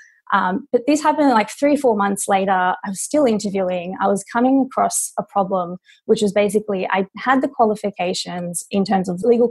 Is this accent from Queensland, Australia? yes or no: no; Sydney, New South Wales, Australia; moved away as an adult; now in Los Angeles, United States; So I'm Australian. I'm from Sydney, Australia. I moved to LA 4 years ago.